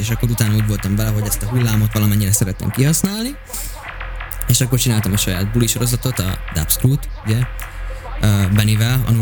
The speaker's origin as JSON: {"language": "Hungarian", "country": "Hungary", "said": "Én is vidéki vagyok"}